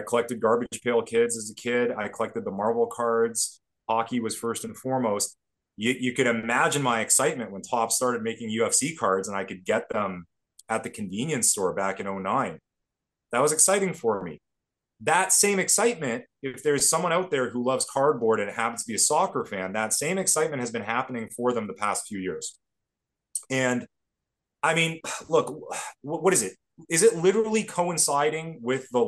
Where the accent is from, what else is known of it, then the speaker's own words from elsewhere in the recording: Canada; even as Canadian kids